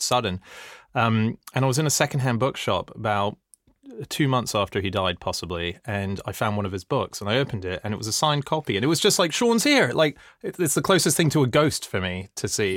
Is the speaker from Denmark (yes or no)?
no; Australia; moved away as an adult; also born or lived in Hong Kong; now in United Kingdom; I grew up in Australia for all my teenage years